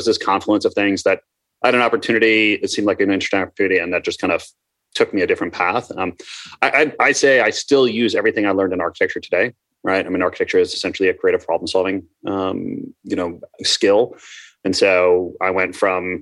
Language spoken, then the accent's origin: English; Minnesota, United States; also born or lived in Ambler, Pennsylvania; when I was four, I moved to Minnesota. So I call myself a Midwesterner, right?